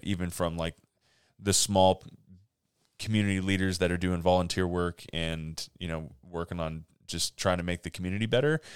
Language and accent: English; Monterey Peninsula, California, United States; moved away as an adult; also born or lived in Fresno, California; now in Grants Pass, United States; I was born in Southern California, but I've lived most of my life on the Monterey Peninsula in California